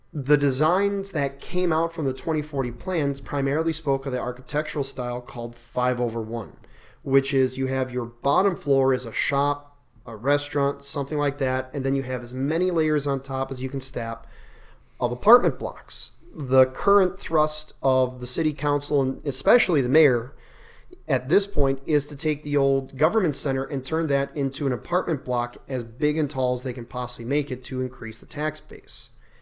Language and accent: English; Milwaukee, Wisconsin, United States; now in Buffalo, Minnesota, United States; I grew up in Milwaukee, not too far away from Chicago